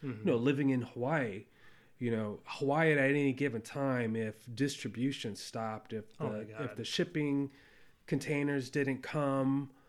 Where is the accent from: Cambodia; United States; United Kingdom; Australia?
Cambodia; born there; I was born in Cambodia at a time when, you know, famine took over that country.